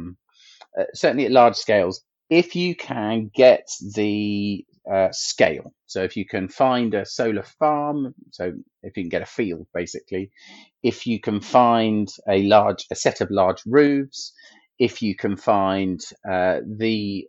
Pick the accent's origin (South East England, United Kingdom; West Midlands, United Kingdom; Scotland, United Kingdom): South East England, United Kingdom; Milton Keynes; my hometown of Milton Keynes